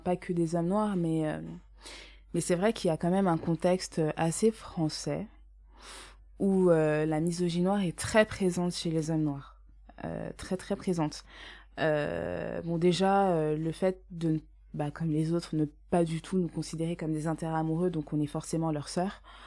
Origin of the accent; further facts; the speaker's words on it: Essonne, Paris suburbs, Île-de-France, France; j'ai grandi en Essonne donc en banlieue parisienne dans 91